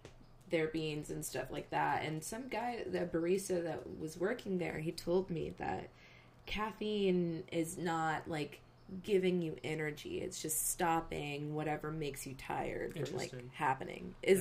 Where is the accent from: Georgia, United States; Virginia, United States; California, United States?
Georgia, United States; I'm from Georgia.